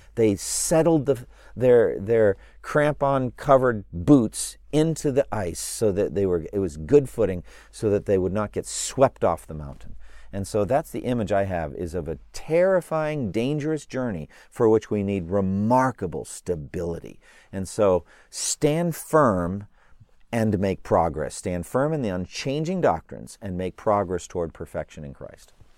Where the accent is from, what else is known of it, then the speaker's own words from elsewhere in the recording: United States; as an American citizen, I am blessed by being an American